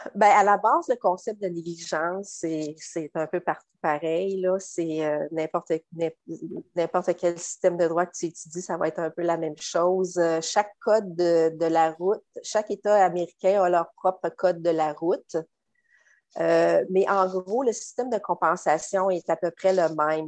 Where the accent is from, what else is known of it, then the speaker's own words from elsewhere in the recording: Quebec, Canada; moved away as an adult; now in Florida, United States; je suis originaire du Québec.